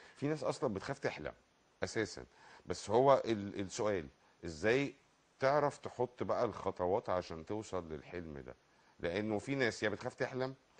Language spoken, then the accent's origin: Arabic; Egypt; احنا عندنا في مصر